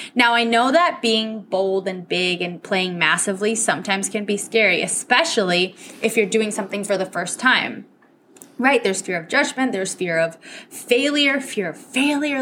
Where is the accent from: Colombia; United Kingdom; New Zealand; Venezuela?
Venezuela; first language Spanish; English is a second language; also born or lived in New Hampshire, United States; Spanish is my first language. So my parents sent me from Venezuela all the way up to New Hampshire